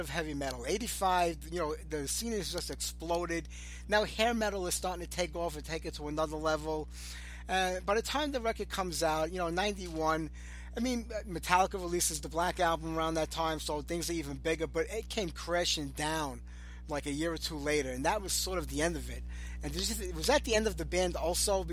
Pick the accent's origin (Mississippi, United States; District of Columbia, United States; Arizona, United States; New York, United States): New York, United States; New York City; now in Staten Island, New York, United States; I'm Italian. I'm from Brooklyn